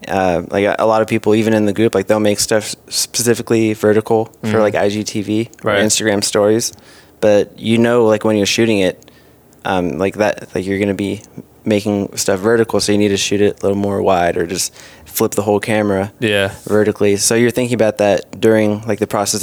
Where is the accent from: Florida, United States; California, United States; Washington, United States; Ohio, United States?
California, United States; Santa Clarita; I went to College of the Canyons in Santa Clarita by Six Flags, like an hour north